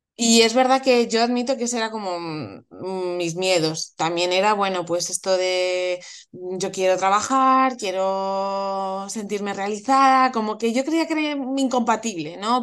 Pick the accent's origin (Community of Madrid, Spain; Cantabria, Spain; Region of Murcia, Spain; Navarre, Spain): Community of Madrid, Spain; Madrid; soy de Madrid